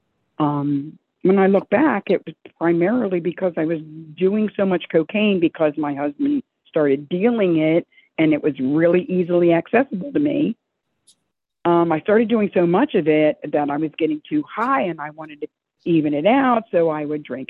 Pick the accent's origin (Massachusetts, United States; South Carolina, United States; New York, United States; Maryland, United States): Maryland, United States; Dundalk; moved away as an adult; also born or lived in California; I grew up in Dundalk. I'm a Dundalk girl.